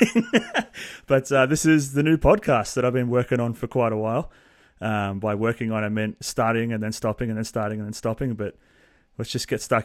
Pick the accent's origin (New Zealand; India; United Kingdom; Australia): Australia; Melbourne, Victoria; I literally live right now 5 minutes from the house I grew up in. So I haven't moved that far from where I live, which I grew up in Montmorency